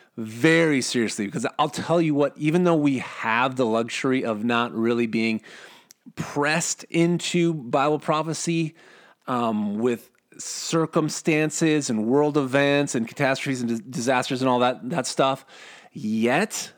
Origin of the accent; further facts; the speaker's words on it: Minnesota, United States; I'm from Minnesota.